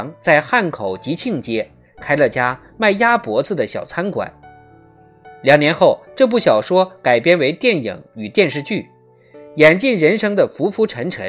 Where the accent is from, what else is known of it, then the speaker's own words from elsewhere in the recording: Wuhan, Hubei, China; 作为一个武汉人，一个正宗的武汉人，